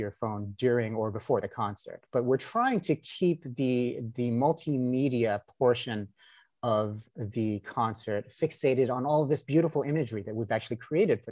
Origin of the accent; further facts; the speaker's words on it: Northern California, United States; also born or lived in London; now in Los Angeles, United States; I'm originally from Northern California